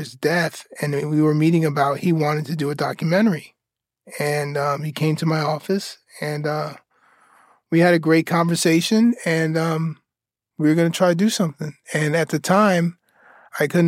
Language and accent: English; New York City, New York, United States; growing up in Queens, across the street from the Astoria Projects